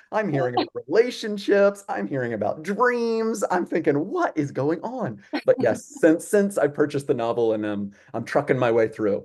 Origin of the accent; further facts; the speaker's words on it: the Triangle, North Carolina, United States; moved away as an adult; also born or lived in Germany; I grew up in the Triangle. My mom works in the arts. Um, many great local theaters in in Raleigh, um, Clayton, Garner area where I grew up.